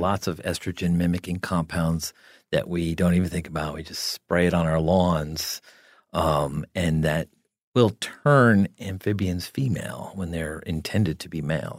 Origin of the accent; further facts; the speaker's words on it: New Jersey, United States; I grew up in New Jersey